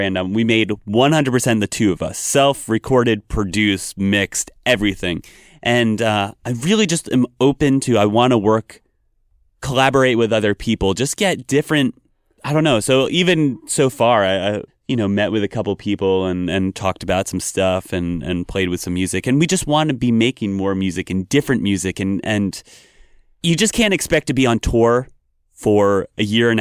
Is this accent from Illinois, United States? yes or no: no; Vermont, United States; I grew up in Vermont